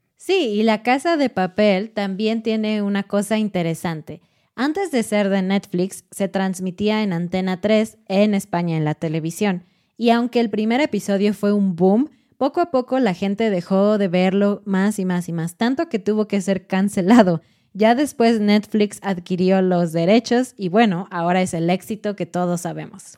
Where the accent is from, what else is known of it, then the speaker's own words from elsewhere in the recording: Mexico; para nosotros como mexicanos, este punto no es tan importante en la serie porque es normal para nosotros